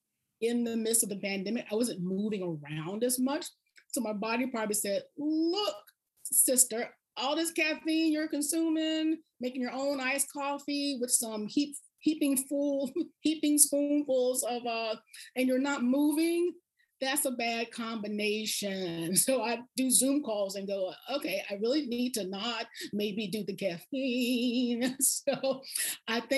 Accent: South Carolina, United States; now in Boston, United States; When I was growing up in South Carolina, my grandmama, we had the percolator

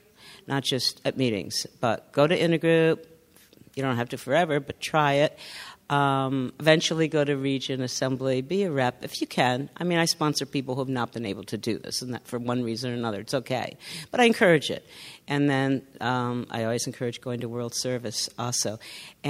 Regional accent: Northern California, United States; So up north, I'm from Northern California.

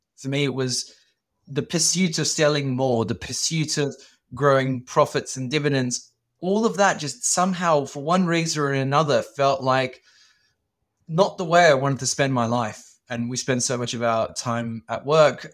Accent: Sydney, New South Wales, Australia; I grew up in Sydney, in Australia, and we were migrants

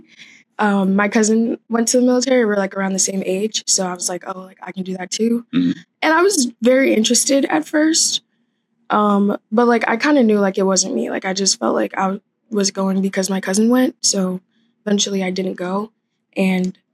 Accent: Los Angeles, California, United States; I'm from Los Angeles, California.

